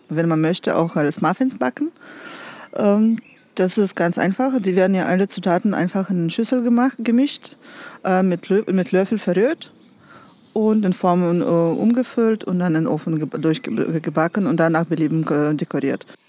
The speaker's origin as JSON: {"language": "German", "country": "Russia", "moved": "as an adult", "lives_now": "Nassau, Germany", "said": "Ich komme aus Russland"}